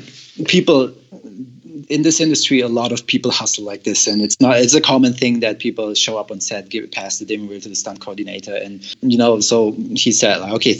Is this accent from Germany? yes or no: yes; Germany; moved away as an adult; I'm from Germany